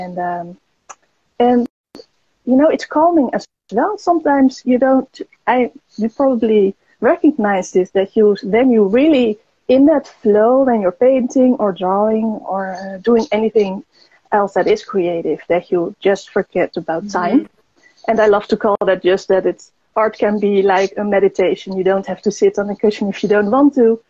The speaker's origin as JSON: {"language": "English", "country": "Netherlands", "said": "I'm from the Netherlands"}